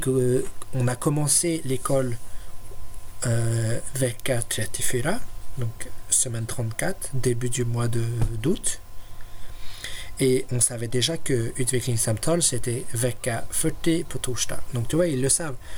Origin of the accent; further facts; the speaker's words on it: France; now in Sweden; je suis français